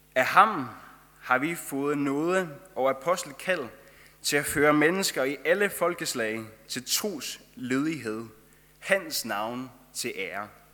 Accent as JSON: {"language": "Danish", "country": "Faroe Islands", "accent": "Faroese", "moved": "as an adult", "lives_now": "Denmark", "said": "jeg kommer fra Færøerne, og det er derfor, jeg har den færøske sang, som jeg har"}